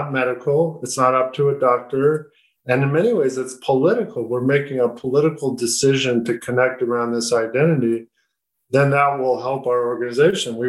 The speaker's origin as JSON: {"language": "English", "region": "Southern California", "country": "United States", "tie": "born or raised there", "said": "I grew up in Southern California, went to law school in Northern California"}